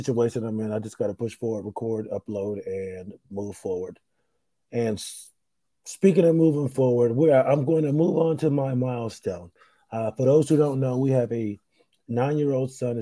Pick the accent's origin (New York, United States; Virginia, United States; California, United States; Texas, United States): New York, United States; Rochester; moved away; I'm in my hometown. I'm in Rochester, New York.